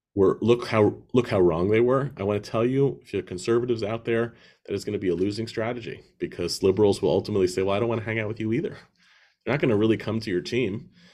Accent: United States; as an American

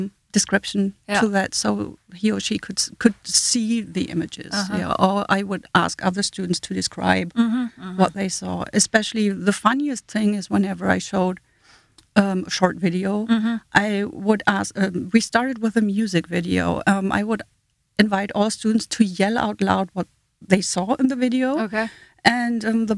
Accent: Germany; accent: German; first language German; English is a second language; moved away as an adult; also born or lived in Hanover, Germany / Southend-on-Sea, England / Washington, D.C.; now in United States; as a German, I grew up in the German school system

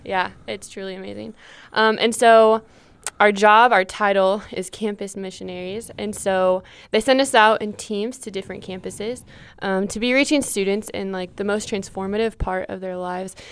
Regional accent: St. Louis, Missouri, United States; moved away as an adult; now in Stillwater, United States; I am from Saint Louis, Missouri.

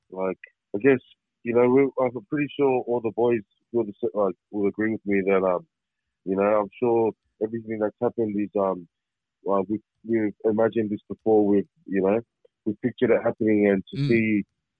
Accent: Australia; we all grew up in Australia. I was born in Australia

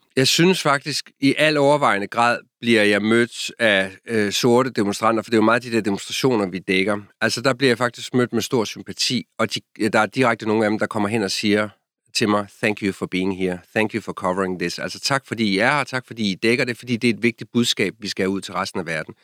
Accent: Denmark; moved away as an adult; now in Washington, D.C., United States; jeg er fra Danmark

